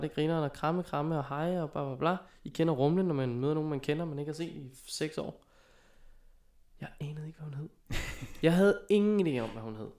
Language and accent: Danish; Viby, Denmark; moved away; jeg var i min gamle hjemby